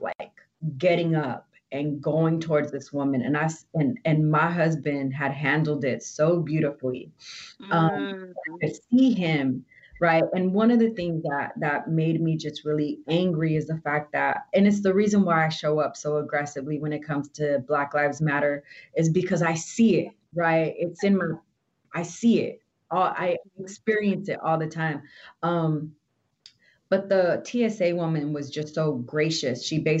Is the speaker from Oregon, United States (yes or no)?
no; Oxnard, California, United States; Like, I've never grew up in a black and white town. I grew up in Oxnard. We were everything, right?